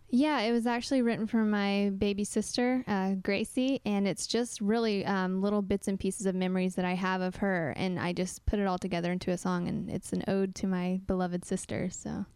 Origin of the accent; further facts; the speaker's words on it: Oklahoma, United States; moved away as an adult; also born or lived in Texas; I'm from Oklahoma and a little bit of Texas. Um, so, Midwest girl